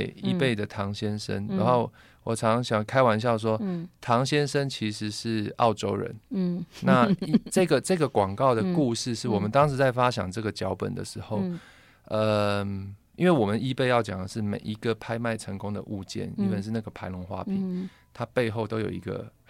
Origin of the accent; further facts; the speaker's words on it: Taipei, Taiwan; 像我是眷村长大的小孩啊